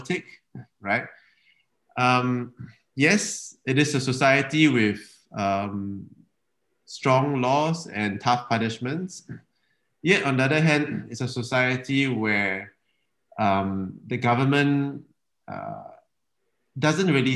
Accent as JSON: {"language": "English", "country": "Singapore", "tie": "born or raised there", "said": "I grew up in Singapore without Marina Bay"}